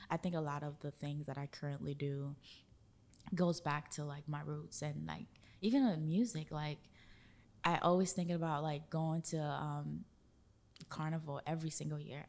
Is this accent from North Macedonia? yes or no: no; Haiti; now in Orlando, United States; growing up in Haiti and going to my grandmother's house